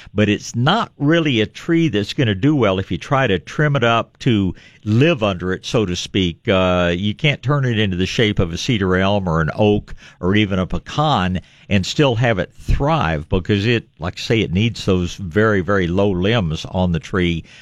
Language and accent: English; Tennessee, United States; born or raised there; now in San Antonio, United States